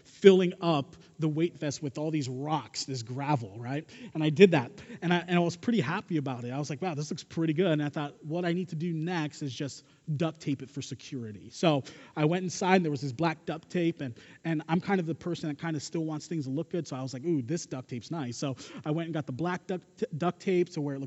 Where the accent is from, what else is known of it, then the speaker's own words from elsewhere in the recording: Pennsylvania, United States; moved away; I was growing up in Pennsylvania. I'm from the East Coast